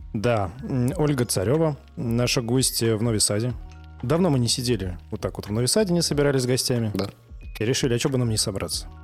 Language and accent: Russian; Samara, Samara Oblast, Russia; moved away as an adult; now in Novi Sad, Serbia; мы из Самары, мы просто сюда компанию перевезли